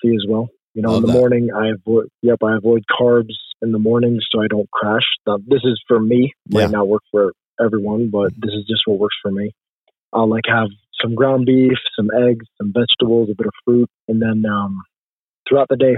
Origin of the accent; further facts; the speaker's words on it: Jordan; moved away as an adult; also born or lived in Toledo, Ohio, United States; now in United States; I was born in Toledo, Ohio, but I was raised overseas in Jordan, moved back for college